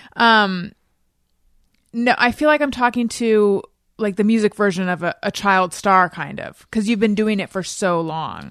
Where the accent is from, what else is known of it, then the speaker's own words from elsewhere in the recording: Orange County, California, United States; also born or lived in Oakland, California / New York; I was born in Oakland, grew up in Orange County